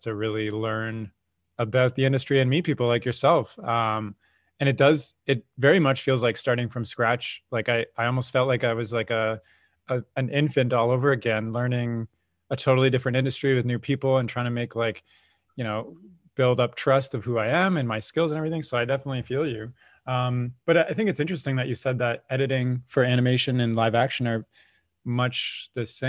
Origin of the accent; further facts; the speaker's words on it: Canada; I'm a Canadian